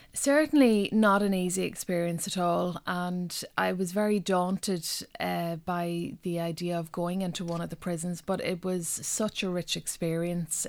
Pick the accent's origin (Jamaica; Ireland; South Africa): Ireland; North West Donegal, Ulster; first language Irish; English is a second language; now in Dublin, Ireland; growing up in Donegal in the nineteen eighties